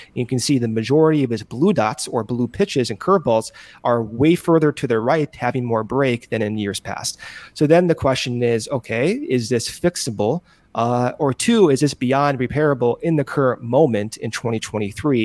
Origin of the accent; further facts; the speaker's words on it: Buffalo Grove, Illinois, United States; moved away; also born or lived in West Coast; I'm from Buffalo Grove